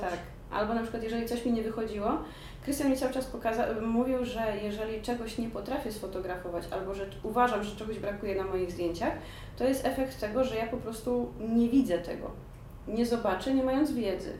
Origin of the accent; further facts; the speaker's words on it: Poland; moved away; also born or lived in Georgia / England; jestem z Polski